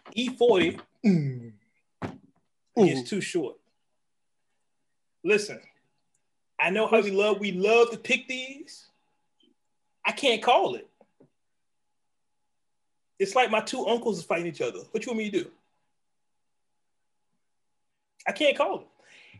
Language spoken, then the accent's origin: English; the Bay Area, California, United States; I'm from the Bay.